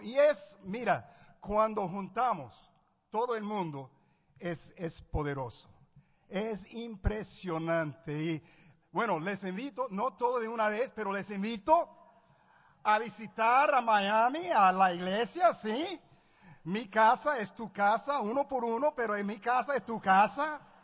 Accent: Puerto Rico; yo nací en Puerto Rico. Yo sé que las apariencias engañan. Pero soy puertorriqueño

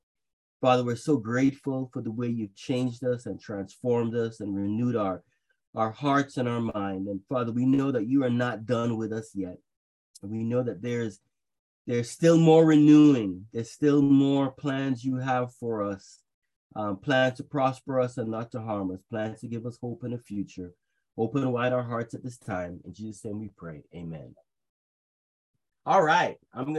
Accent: Trinidad & Tobago; also born or lived in Jamaica; I actually grew up in Jamaica and Trinidad because my mother is Jamaican and my father is Trinidadian.

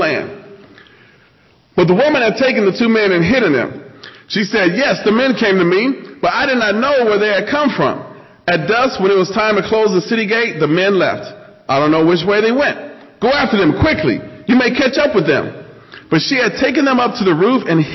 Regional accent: Nebraska, United States; moved away; I'm originally from Nebraska.

